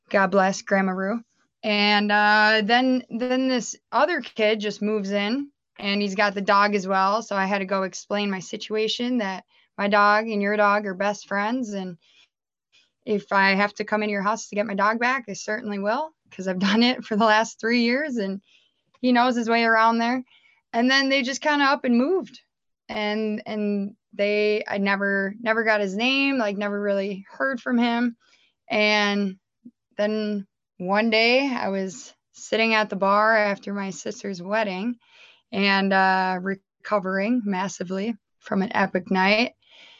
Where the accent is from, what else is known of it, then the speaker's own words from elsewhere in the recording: Minnesota, United States; moved away as an adult; I actually was born and raised in Minnesota, and I moved over here about almost 10 years ago now